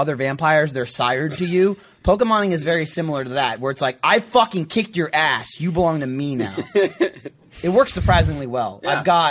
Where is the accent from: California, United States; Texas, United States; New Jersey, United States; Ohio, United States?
New Jersey, United States; now in Austin, United States; I grew up in New Jersey and there's a lot of squirrels and raccoons.